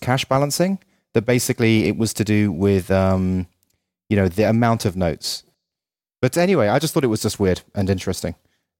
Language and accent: English; Ireland; also born or lived in England; now in United States; And I'm from Ireland and England, but having spent 3 years in America, I really appreciate America so much more now after going back to those countries in the cold winter.